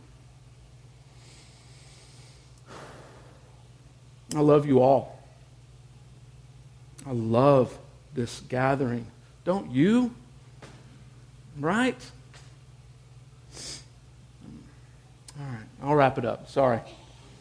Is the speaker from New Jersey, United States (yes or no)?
no; Houston, Texas, United States; moved away; my friends and family in my hometown of Houston were underwater